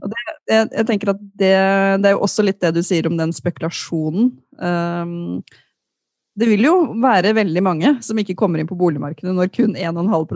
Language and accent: Norwegian; Løten, Innlandet, Norway; now in Oslo, Norway; jeg kom fra Løten